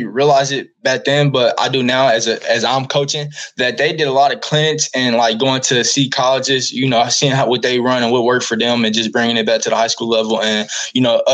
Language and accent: English; Indianapolis, Indiana, United States; moved away as an adult; also born or lived in Kansas; now in Oklahoma, United States; I'm from Indianapolis, Indiana